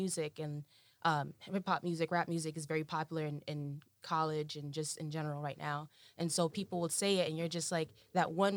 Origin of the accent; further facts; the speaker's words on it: New York City, New York, United States; growing up in Brooklyn